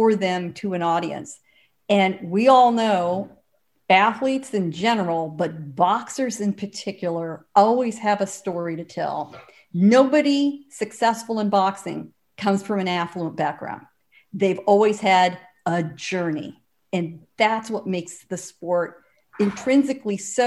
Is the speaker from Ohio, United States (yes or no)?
no; San Diego, California, United States; I grew up in San Diego, right hard up against the Mexican border